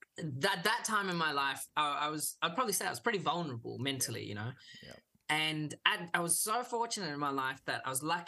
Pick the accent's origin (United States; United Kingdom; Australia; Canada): Australia; Melbourne, Victoria; first language English; also born or lived in Kolkata, India / South India; Came straight to Melbourne. Lived in Melbourne my whole life